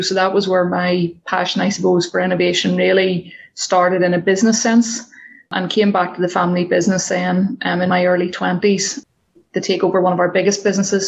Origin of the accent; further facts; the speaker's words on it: Northern Ireland, United Kingdom; So I grew up in the countryside in Northern Ireland.